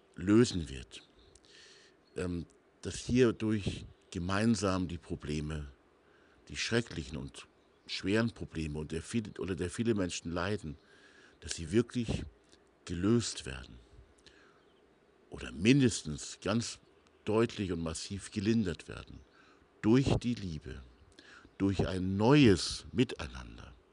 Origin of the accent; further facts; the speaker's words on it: Hamburg, Germany; now in Bavarian Forest, Germany; ich komme ja aus Hamburg